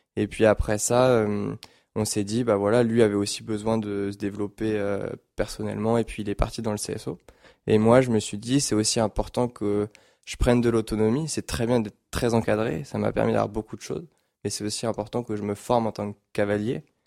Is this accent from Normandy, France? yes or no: no; Paris region, Île-de-France, France; au début, on habitait à Paris, on a déménagé en région parisienne, ici justement